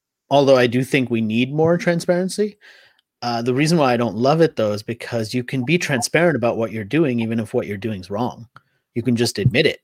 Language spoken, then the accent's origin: English; United States; first language Hindi; also born or lived in India / Australia / Philippines; I grew up in the US